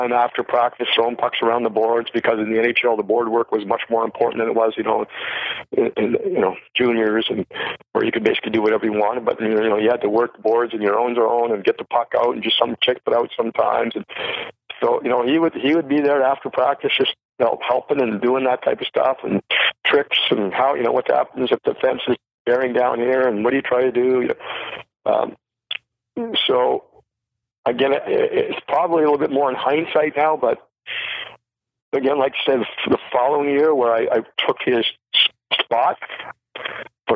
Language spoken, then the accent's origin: English; 200 miles north of Toronto, Ontario, Canada; I grew up 200 miles north of Toronto